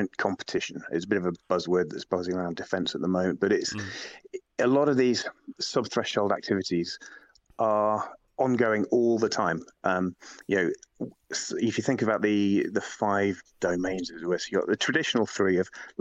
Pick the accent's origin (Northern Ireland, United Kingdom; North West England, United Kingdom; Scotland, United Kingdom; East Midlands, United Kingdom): East Midlands, United Kingdom; Lincoln; now in London, United Kingdom; I come from Lincoln originally. I'm living down in London, Lincoln originally